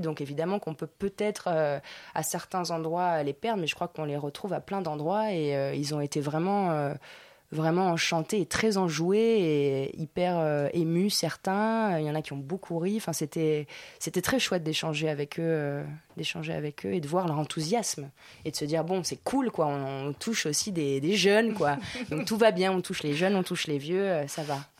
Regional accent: Nice, Provence-Alpes-Côte d'Azur, France; accent: niçois; moved away; also born or lived in Argentina / Paris; je suis née en Argentine, mais après j'ai habitué à Nice, j'ai fait du niçois

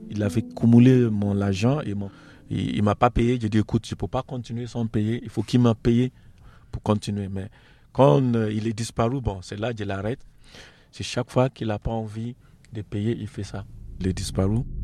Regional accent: Nigeria; French is a second language; moved away as an adult; now in France; Je suis origine d'Afrique, euh, Afrique d'Ouest, on préside Nigeria

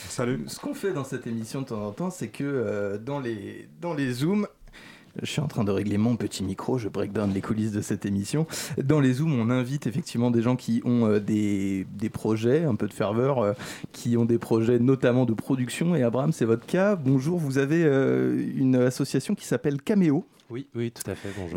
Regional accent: Paris, Île-de-France, France; je suis de Paris 19e

